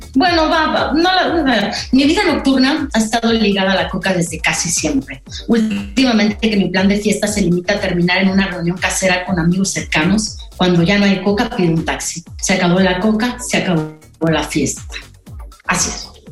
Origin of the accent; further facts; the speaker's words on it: Pachuca, Hidalgo, Mexico; moved away; yo crecí, eh, o bueno, tuve mi adolescencia en Pachuca